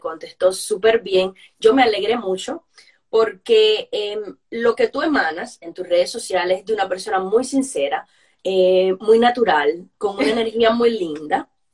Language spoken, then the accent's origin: Spanish; Cuba; moved away; como todas las personas que salimos de Cuba